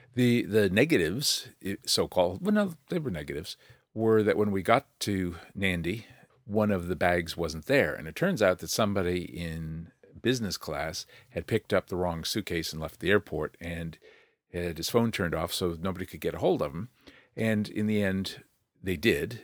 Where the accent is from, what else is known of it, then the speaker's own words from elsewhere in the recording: United States; now in New Zealand; as an American.